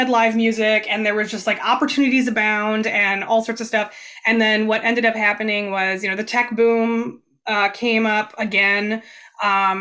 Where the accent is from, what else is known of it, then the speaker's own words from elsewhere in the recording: Green Bay, Wisconsin, United States; moved away as an adult; also born or lived in San Francisco Bay Area; I'm from Wisconsin originally, but we just came back a year ago